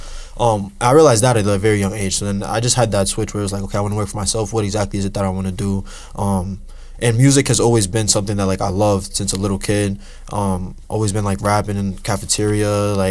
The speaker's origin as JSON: {"language": "English", "town": "Boston", "region": "Massachusetts", "country": "United States", "tie": "born or raised there", "also_born_or_lived": "New Jersey", "said": "I moved to Boston when I was younger"}